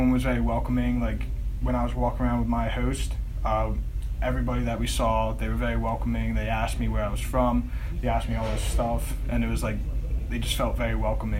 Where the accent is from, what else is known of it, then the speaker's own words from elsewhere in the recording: Langhorne, Pennsylvania, United States; I grew up in Langhorne, Pennsylvania, but okay. Went to high school at Archbishop Wood in Warminster, Pennsylvania.